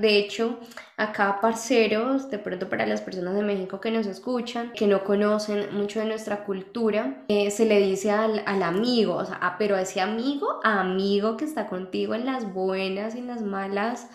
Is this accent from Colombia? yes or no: yes; Colombia; de Colombia. Vivimos en países diferentes